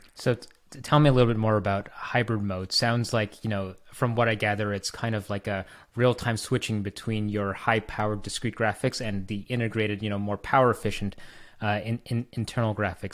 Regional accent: Canada; I'm Canadian

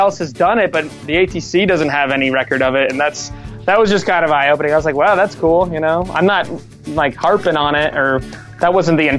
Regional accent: Lewisburg, United States; My hometown of Lewisburg has this really awesome old Art Deco vintage theater

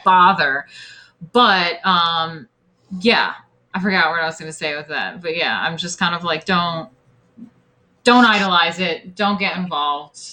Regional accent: upstate New York, United States; My hometown, like I said, I'm from like some white suburban farm town, you know, upstate New York

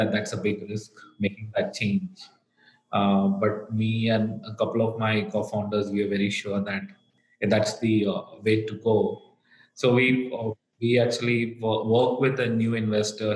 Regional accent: Kerala, India; moved away as an adult; now in United States; I actually grew up in a very small town in the southern part of India. It's in a state called Kerala

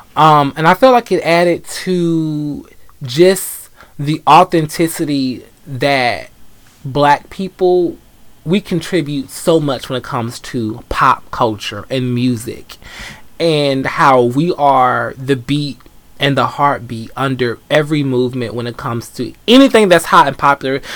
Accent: Atlanta, Georgia, United States; I grew up in Atlanta

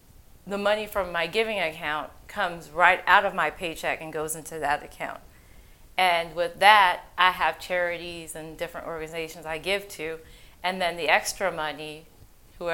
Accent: Haiti; moved away; I'm originally from Haiti.

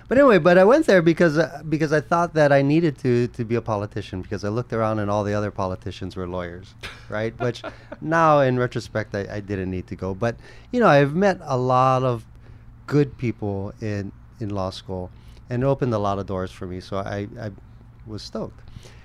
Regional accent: Kaneohe, Hawaii, United States; also born or lived in Kahala, Honolulu; Born and raised in Kaneohe, I moved to town and lived in Kahala since high school.

